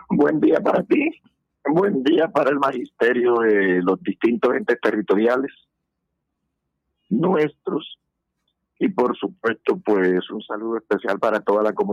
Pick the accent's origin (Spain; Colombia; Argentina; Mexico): Colombia; personas que nos quieren representar como magisterio colombiano, como educación pública